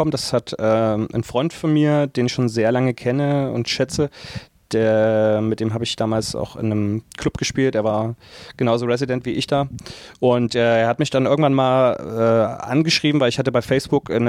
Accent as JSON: {"language": "German", "town": "Dresden", "region": "Saxony", "country": "Germany", "tie": "born or raised there", "said": "also Dresden, ich, ich, wohne ja schon immer in Dresden. Dresden ist meine Heimat und ähm, ich fühle mich da sehr wohl, habe äh, meine Base."}